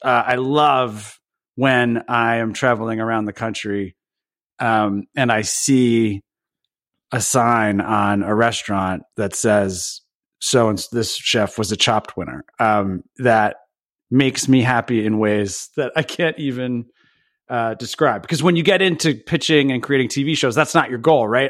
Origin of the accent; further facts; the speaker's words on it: Belvidere, New Jersey, United States; I grew up, uh, at the very, very edge of Jersey, we used to say the way to get to Belvedere is you would pass